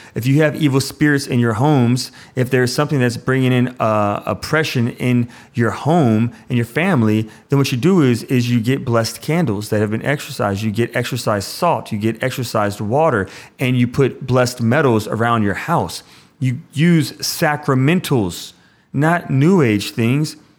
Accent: Louisiana, United States; I'm from Louisiana

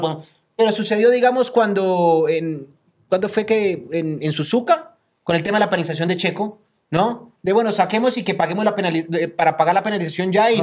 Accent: Colombia; yo como colombiano

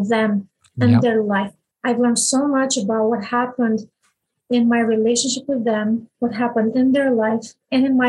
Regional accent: Romania; I was born in Romania in 1981

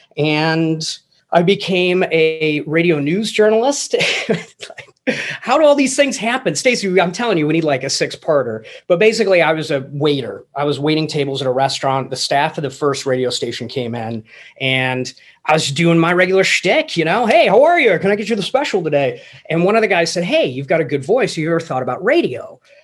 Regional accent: England, United Kingdom; moved away; I grew up in England

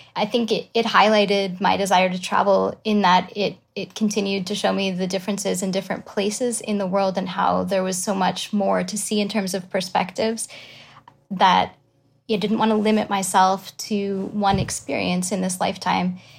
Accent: Quebec, Canada; I'm from Quebec, as you said. I went to school in Canada, so that was McGill in Montreal

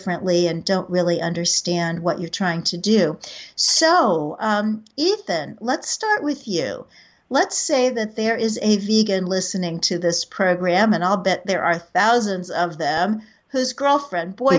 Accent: Kansas City, Missouri, United States; moved away; my hometown of Kansas City

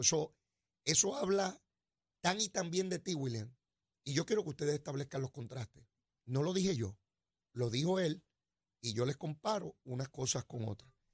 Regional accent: Puerto Rico

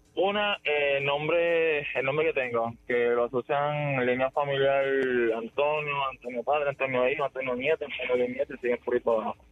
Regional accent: Cabo Rojo, Puerto Rico; me crié en Cabo Rojo

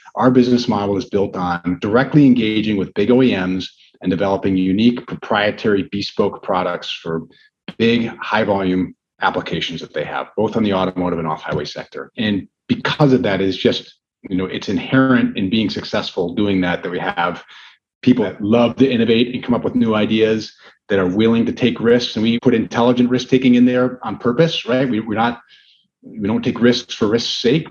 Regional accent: Brookfield, Wisconsin, United States; I grew up with going to high school in Brookfield

